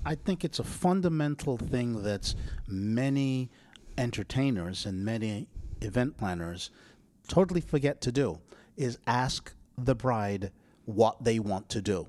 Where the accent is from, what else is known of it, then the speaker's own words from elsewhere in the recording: England, United Kingdom; moved away; Because I'm English